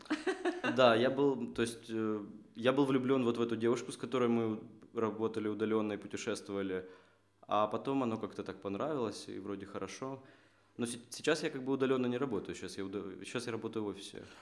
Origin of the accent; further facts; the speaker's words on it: Kharkiv, Kharkiv Oblast, Ukraine; moved away as an adult; now in Seattle, United States; Я родом из Харькова, э, живу последние три года в Сиэтле